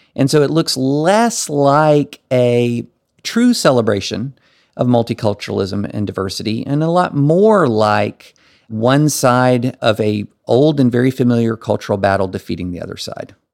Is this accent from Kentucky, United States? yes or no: yes; rural Kentucky, United States; moved away as an adult; also born or lived in Alabama / Tennessee / Nashville / Massachusetts; I grew up in rural Kentucky.